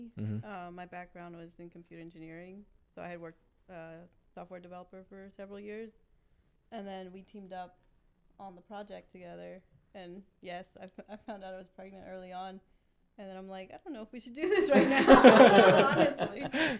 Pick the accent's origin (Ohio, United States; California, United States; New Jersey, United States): New Jersey, United States